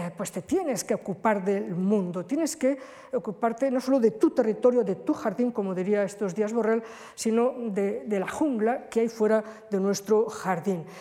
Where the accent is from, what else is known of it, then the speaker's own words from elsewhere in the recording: Spain; nosotros los españoles